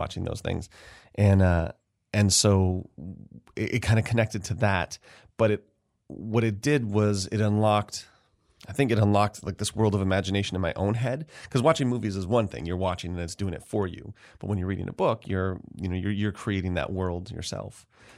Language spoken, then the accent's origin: English; Rochester, New York, United States; also born or lived in Atlanta; So I'm originally from Rochester. I've been back here 11 years now. I was away for about 11 years in New York City and Atlanta and in grad school